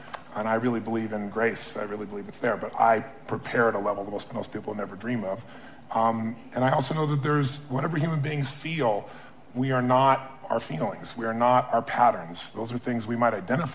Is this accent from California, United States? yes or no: yes; Azusa, California, United States; I was a kid from Azusa